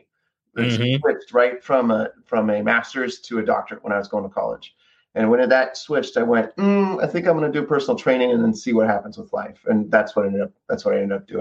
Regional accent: 40 minutes south of Fresno, California, United States; I was about 40 minutes south of Fresno, California. So born and raised on an orange farm

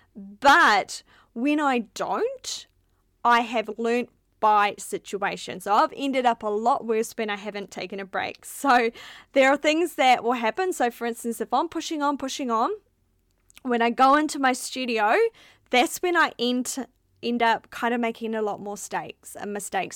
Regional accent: New Zealand; moved away as an adult; now in Melbourne, Australia; We're from New Zealand, where there was four million

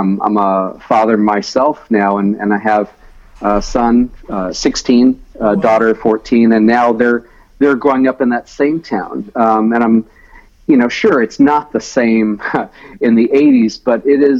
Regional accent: Ocean Springs, Mississippi, United States; we grew up in this big rambling house across the street from the Mississippi Sound, which is, the water, you know, it's not an ocean, but it's a sound, they call it, with barrier islands in view.

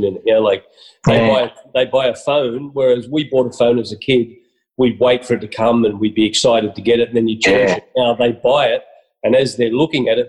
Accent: Australia; I'm Aussie proud.

